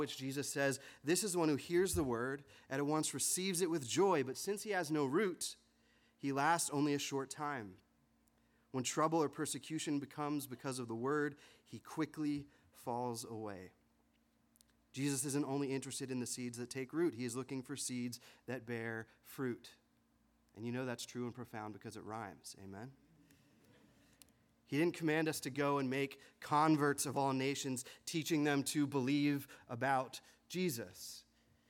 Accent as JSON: {"language": "English", "town": "Harrisburg", "region": "Pennsylvania", "country": "United States", "tie": "born or raised there", "said": "When I was growing up in the Harrisburg area here"}